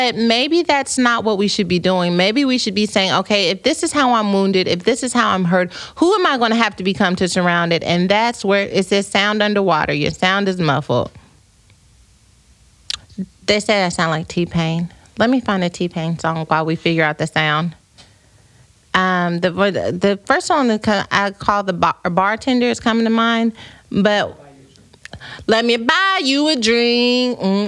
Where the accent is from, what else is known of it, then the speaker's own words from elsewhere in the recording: United States; Unlike us Americans, always trying to take the shortcuts.